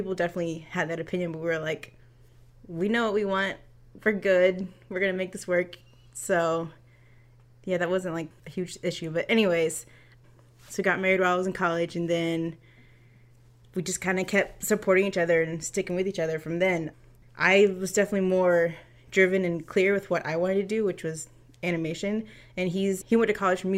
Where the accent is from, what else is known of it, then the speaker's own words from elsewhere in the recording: Florida, United States; moved away as an adult; now in California, United States; I'm from Florida. We met in Florida. Like, I was in high school